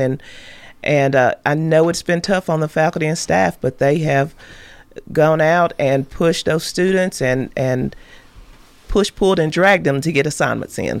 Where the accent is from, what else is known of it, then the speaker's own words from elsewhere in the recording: Hampshire, Tennessee, United States; I grew up in Hampshire.